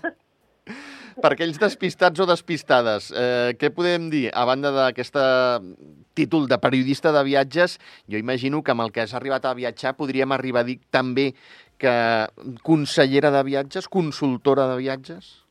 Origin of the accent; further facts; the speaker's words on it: Barcelona, Catalonia, Spain; now in France; jo sóc de Barcelona